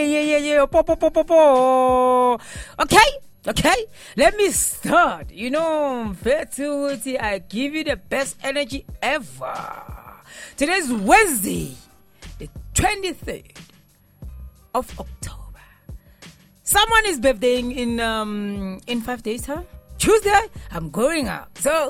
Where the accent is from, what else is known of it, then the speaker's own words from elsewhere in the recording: Midrand, Gauteng, South Africa; also born or lived in Mpumalanga / North West; all the way from Mpumalanga Northwest. Born and raised in Midrand.